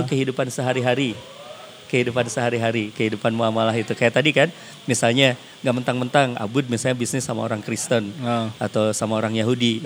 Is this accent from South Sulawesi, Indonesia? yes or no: no; West Java, Indonesia; saya orang Sunda